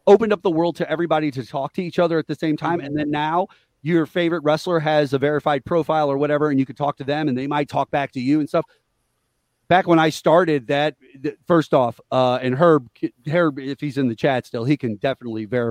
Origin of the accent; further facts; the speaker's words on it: Missouri, United States; we're from Missouri